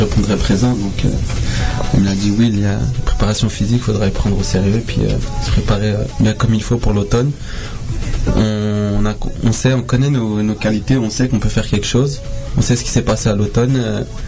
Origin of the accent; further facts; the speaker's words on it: France; moved away; je viens de là-bas